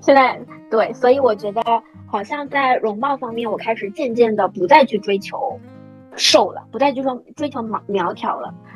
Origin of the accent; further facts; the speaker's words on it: suburban Shanghai, China; 作为一个土生土长的上海人